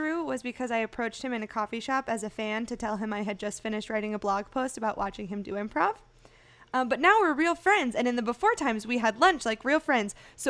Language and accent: English; Missouri, United States; I am from Missouri.